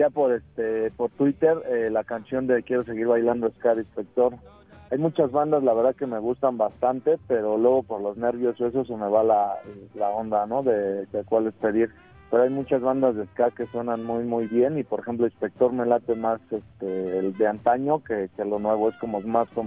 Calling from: Mexico City, Mexico; De la bella Ciudad de México.

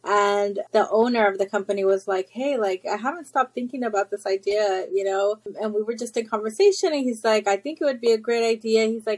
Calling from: Houston, Texas, United States; I am in Houston, Texas.

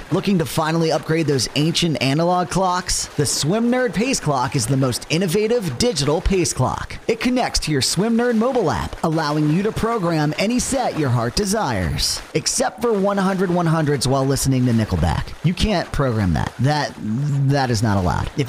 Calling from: Loughborough, East Midlands, United Kingdom; So I'm in a, in the middle of the the United Kingdom in a place called Loughborough. Um, it's the furthest point from water um, in terms of coastline in the whole entire country, I think.

